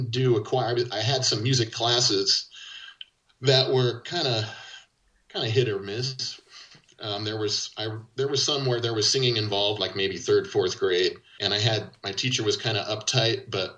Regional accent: Yuma, Arizona, United States; moved away; also born or lived in Oakland, California / Portland; I grew up in Yuma, Arizona, but a lot of my family was in SoCal.

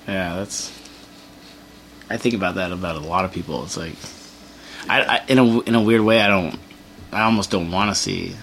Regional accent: Torrance, California, United States; now in San Pedro, United States; I grew up in Torrance

